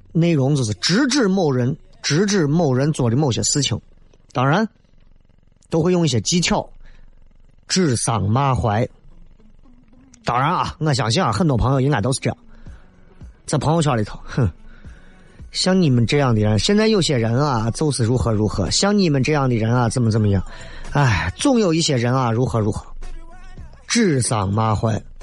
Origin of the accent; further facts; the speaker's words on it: Northeast China, China; now in Xi'an, China; 我一个朋友。也是东北的，很幽默。